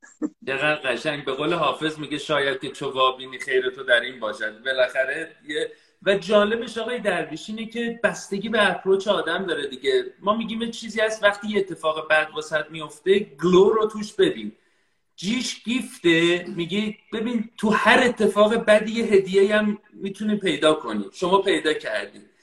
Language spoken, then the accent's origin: Persian; Iran; moved away; من الان خارج از ایرانم ولی تمام وجودم در ایرانه خانوادم در ایرانن